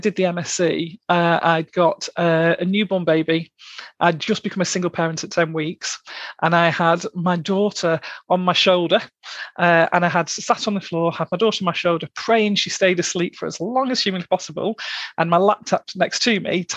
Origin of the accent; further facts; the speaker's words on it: Blackpool, North West England, United Kingdom; I'm from Blackpool originally. I'm from the delights of South Shore, or just off South Shore.